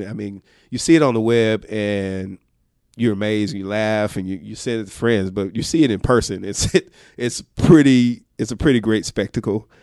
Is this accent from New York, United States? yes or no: no; Atlanta, Georgia, United States; moved away; Georgia, originally. Uh, Grady Baby, for those of you who know, uh, Atlanta very well, downtown Atlanta is where Grady Hospital is